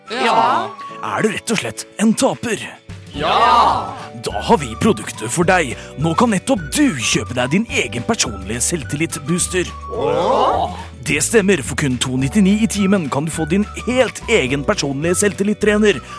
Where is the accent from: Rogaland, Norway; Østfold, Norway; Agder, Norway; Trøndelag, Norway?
Østfold, Norway; Nei, det stemmer. Jeg er fra Østfold.